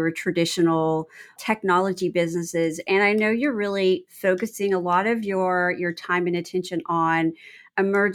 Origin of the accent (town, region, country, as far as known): Texas, United States; born or raised there